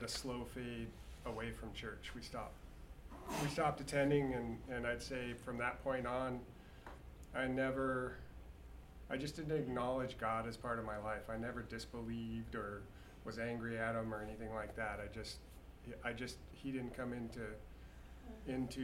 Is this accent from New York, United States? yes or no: no; California, United States; I grew up in California